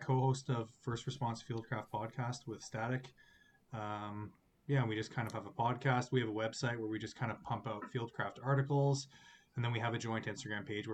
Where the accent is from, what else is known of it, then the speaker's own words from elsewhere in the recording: Canada; I'm the Canadian